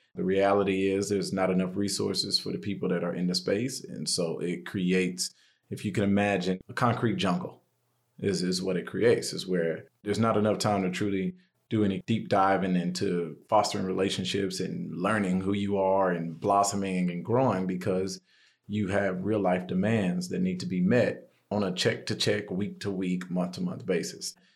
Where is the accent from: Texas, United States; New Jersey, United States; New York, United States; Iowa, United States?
Texas, United States; Houston; also born or lived in Seattle / Orange County; now in Austin, United States; I'm from Houston originally. I've been in Austin now since 2007, 2008.